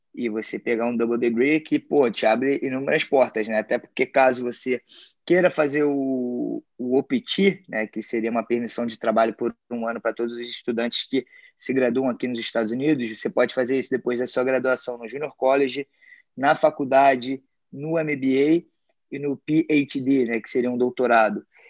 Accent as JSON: {"language": "Portuguese", "country": "Brazil", "moved": "yes", "lives_now": "United States", "said": "nós, como brasileiros"}